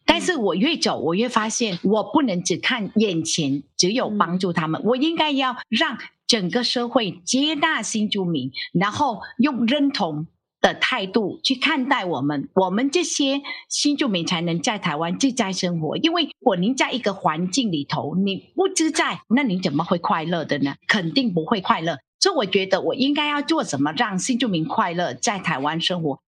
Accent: Ho Chi Minh City, Vietnam; Chinese is a second language; moved away as an adult; now in Taiwan; 我来自越南

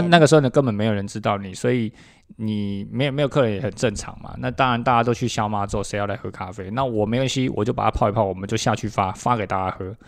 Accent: Taipei, Taiwan; moved away as an adult; now in Taichung, Taiwan; 因为我是一个台北人

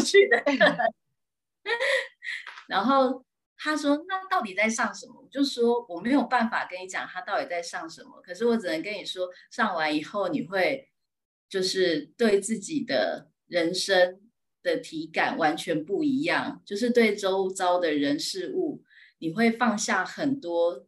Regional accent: Yingge, New Taipei, Taiwan; 我是来自新北市英哥

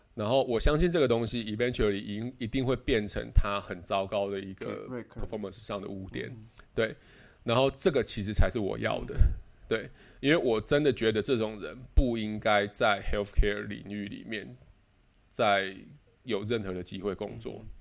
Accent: Taiwan; moved away as an adult; now in Netherlands; 我们台湾人的观念

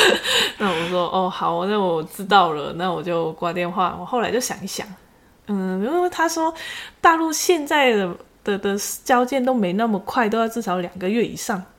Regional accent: Macau; now in Taiwan; 我不是大陆的，我是澳门的

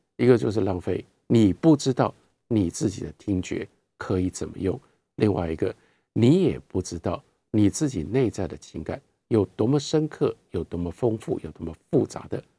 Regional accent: Taiwan; 我们是台湾人

